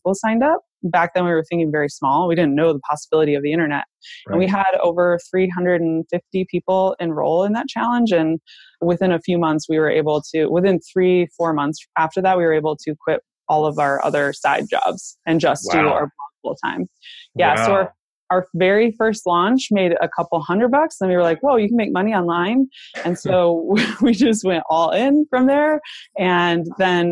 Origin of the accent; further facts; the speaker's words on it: Michigan, United States; I was born and raised in Michigan